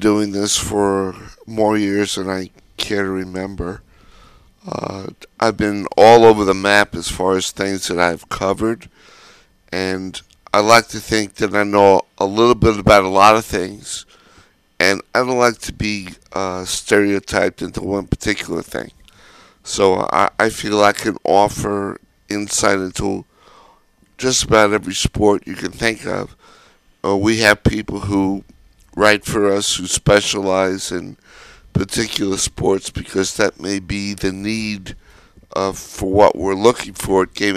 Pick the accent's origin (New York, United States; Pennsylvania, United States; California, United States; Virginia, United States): New York, United States; Growing up in New York